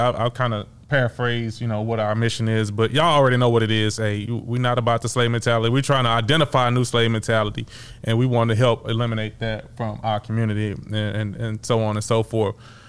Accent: the South, United States; And I'm from the South, right?

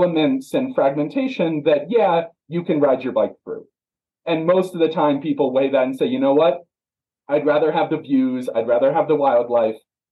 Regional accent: East Coast, United States; now in Grand County, Colorado, United States; my hometown back east, and the farms are far and few between

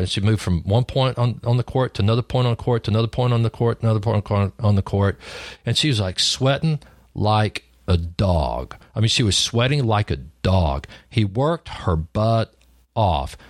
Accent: Lubbock, Texas, United States; I grew up in Lubbock, Texas, on a cotton farm.

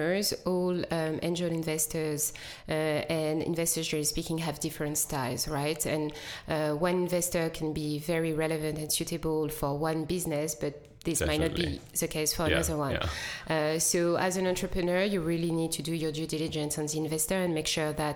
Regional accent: Paris, Île-de-France, France; English is a second language; moved away as an adult; also born or lived in Democratic Republic of the Congo / London, United Kingdom; now in Cape Town, South Africa; I am originally and proudly from DRC. I grew up in France, did my schooling in Paris

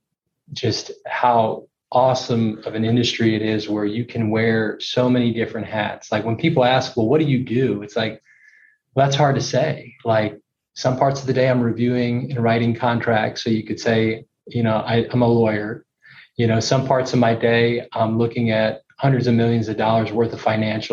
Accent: Houston, Texas, United States; also born or lived in Dallas, Texas; I grew up in Houston, Texas

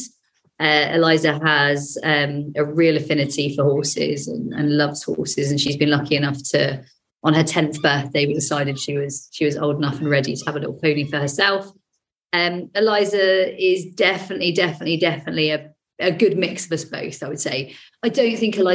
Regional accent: Devon, South West England, United Kingdom; born or raised there

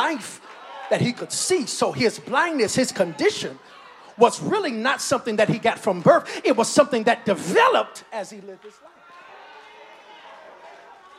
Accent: North Carolina, United States; now in Augusta, United States; I'm from down south. I'm from North Carolina

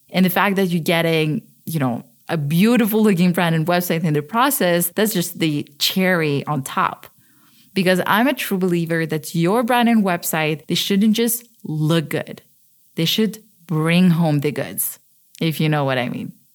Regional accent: Switzerland; moved away as an adult; also born or lived in Ukraine / London, United Kingdom; I was born in Ukraine, but I grew up in Switzerland, where I live now

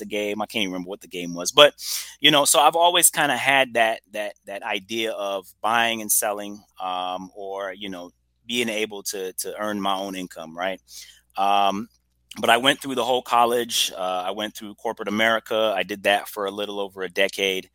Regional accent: Trinidad & Tobago; also born or lived in Brooklyn, New York / Woodstock, Georgia; now in Atlanta, United States; I'm originally from Trinidad and Tobago. Was born in Brooklyn, New York, believe it or not. But I know nothing of Brooklyn. My mom was actually, vacationing. I grew up in Trinidad for the majority of my adolescence

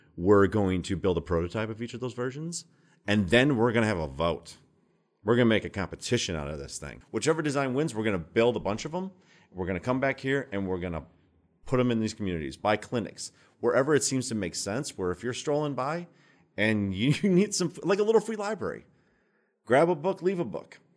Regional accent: Minnesota, United States; now in Baltimore, United States; I'm from Minnesota

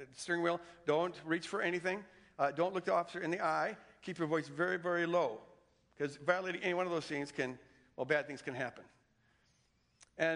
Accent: the North, United States; I didn't grow up in the Bible Belt. I grew up in the North

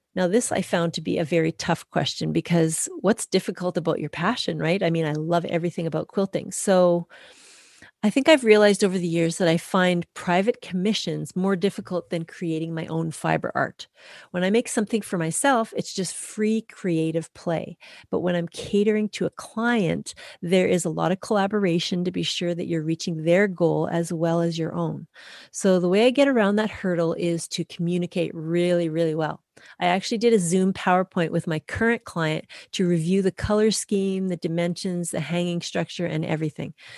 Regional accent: Canada; I'm a Canadian through and through.

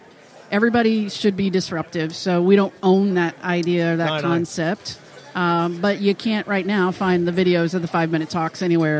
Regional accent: the South, United States; accent: southern; My southern accent

